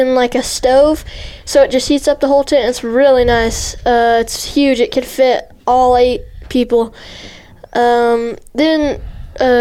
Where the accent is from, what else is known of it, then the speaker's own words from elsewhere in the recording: Deming, New Mexico, United States; I'm 12. I'm from Deming, New Mexico.